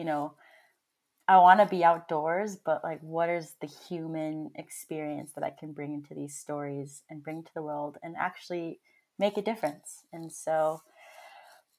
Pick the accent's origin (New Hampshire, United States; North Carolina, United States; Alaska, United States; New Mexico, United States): New Mexico, United States; Santa Fe; I grew up in Santa Fe, New Mexico.